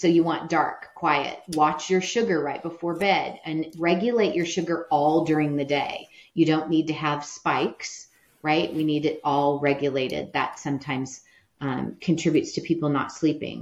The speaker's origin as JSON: {"language": "English", "region": "Midwest", "country": "United States", "said": "I'm from the Midwest. You grow up with allergies"}